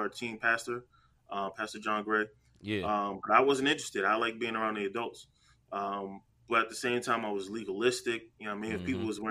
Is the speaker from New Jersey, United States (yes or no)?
yes; New Jersey, United States; I'm from Jersey, so in the Bronx